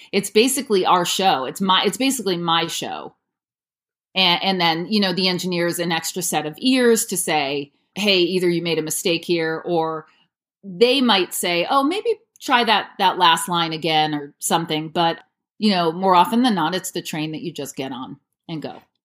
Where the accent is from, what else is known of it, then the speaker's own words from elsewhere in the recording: New Paltz, New York, United States; moved away as an adult; also born or lived in New Hampshire; now in Los Angeles, United States; I am from New Paltz, New York, which is in the Hudson Valley. Grew up there on an apple farm.